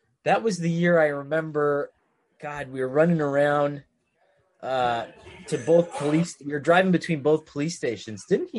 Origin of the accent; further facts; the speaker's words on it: Scranton, Pennsylvania, United States; It was like 81 North, because I'm from Scranton. So you literally just, you go on to 81 and you take one road to Syracuse.